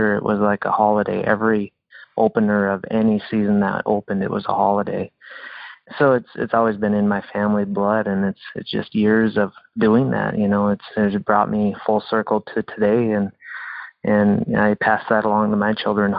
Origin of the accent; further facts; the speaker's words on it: North Dakota, United States; I grew up in North Dakota on a farm and ranch up there